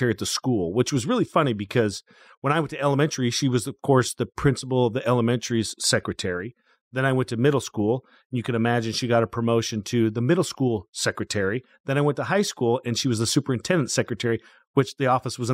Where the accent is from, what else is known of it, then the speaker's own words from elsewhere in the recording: Kimberly, Idaho, United States; I'm just a small farm kid from Idaho